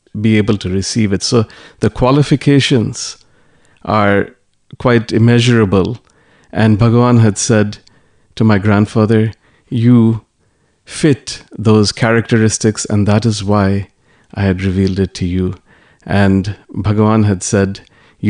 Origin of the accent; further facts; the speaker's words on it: New York City, New York, United States; all of us were born and brought up in New York City